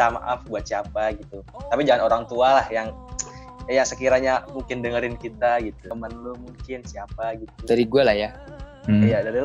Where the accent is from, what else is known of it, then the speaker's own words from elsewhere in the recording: West Java, Indonesia; Gue orang Sunda. Ya, ya gue orang Sunda.